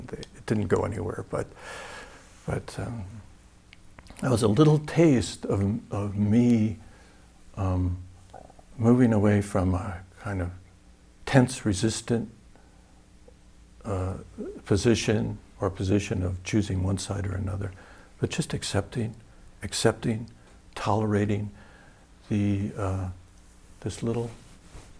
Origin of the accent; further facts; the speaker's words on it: Wisconsin, United States; I'm from Wisconsin, so I remember one time back when I was really young, this is something you do in Wisconsin